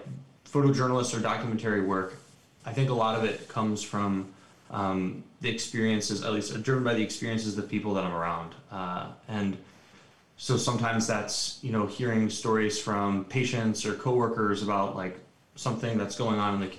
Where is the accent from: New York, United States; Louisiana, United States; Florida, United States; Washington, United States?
New York, United States; now in Los Angeles, United States; I am a New Yorker